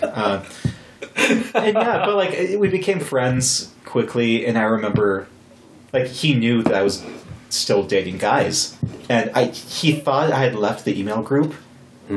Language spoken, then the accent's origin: English; Wyoming, United States; also born or lived in Fargo, North Dakota; I was born in North Dakota, but I grew up in Wyoming.